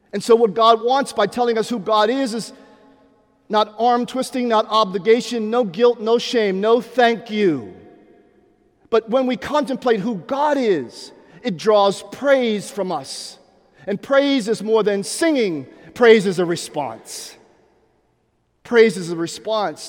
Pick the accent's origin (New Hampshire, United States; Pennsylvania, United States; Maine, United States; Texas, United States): Pennsylvania, United States; Pittsburgh; now in Atlanta, United States; growing up in Pittsburgh, Pennsylvania